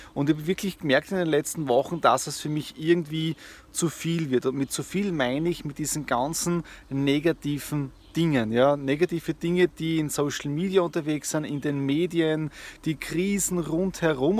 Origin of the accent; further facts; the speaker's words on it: Southeast Styria, Austria; moved away; in der Südoststeiermark in meiner ehemaligen Heimatgemeinde, in meinem Heimatdorf